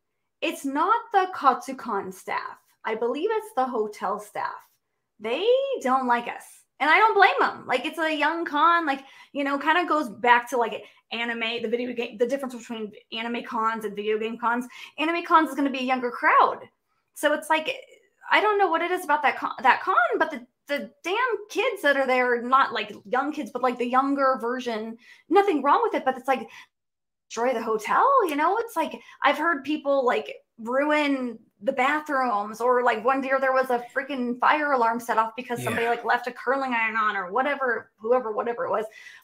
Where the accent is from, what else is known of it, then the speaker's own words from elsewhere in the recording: West Coast, United States; It's like, you know, number one, I'm from the West Coast. Flying all the way to the East Coast, that's like 12 hours of travel, okay?